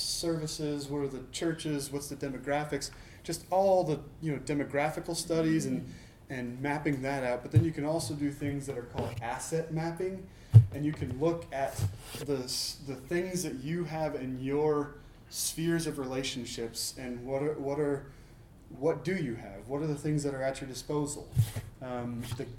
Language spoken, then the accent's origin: English; Portland, Oregon, United States; I grew up in Portland